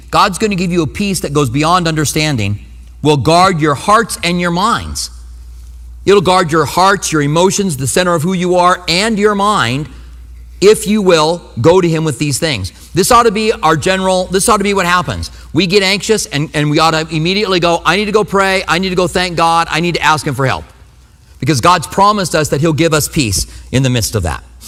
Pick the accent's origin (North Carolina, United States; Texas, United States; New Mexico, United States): New Mexico, United States; And I was from New Mexico